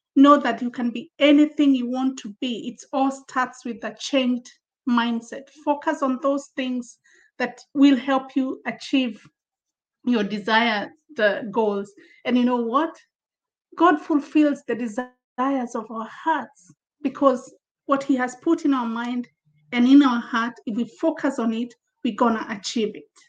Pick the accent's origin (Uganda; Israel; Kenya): Kenya; also born or lived in Zambia; now in United Kingdom; I'm, um, I'm Kenyan uh, from Africa, uh, uh, relocated recently, early in the year, to the UK from Zambia in Southern Africa, where I was based with my family.